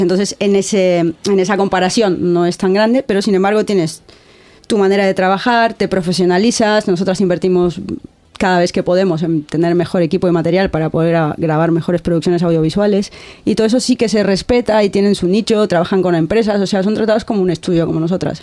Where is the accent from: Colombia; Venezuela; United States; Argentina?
Argentina; moved away as an adult; now in Bilbao, Spain; yo vengo de Argentina